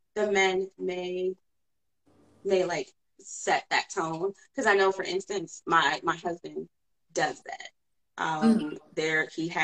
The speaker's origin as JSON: {"language": "English", "town": "Cleveland", "region": "Ohio", "country": "United States", "said": "I'm from Cleveland."}